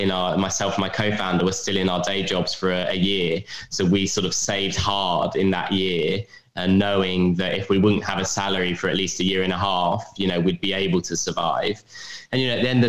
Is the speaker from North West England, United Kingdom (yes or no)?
no; London, United Kingdom; I'm from London